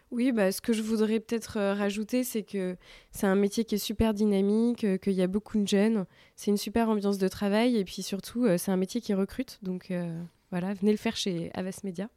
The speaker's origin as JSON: {"language": "French", "town": "Bordeaux", "region": "Nouvelle-Aquitaine", "country": "France", "moved": "as an adult", "lives_now": "Paris, France", "said": "je viens de Bordeaux"}